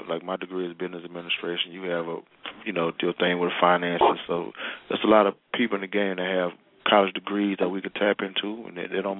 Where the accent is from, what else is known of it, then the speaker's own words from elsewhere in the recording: Mobile, Alabama, United States; Oh, yeah, like I said, we from the same state. I'm from Mobile.